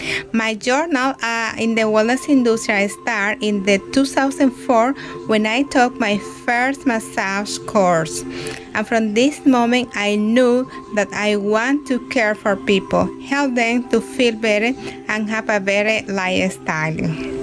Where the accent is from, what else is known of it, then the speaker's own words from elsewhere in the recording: Dominican Republic; moved away as an adult; now in Canada; I am from the Dominican Republic, living in Canada now for almost 5 years.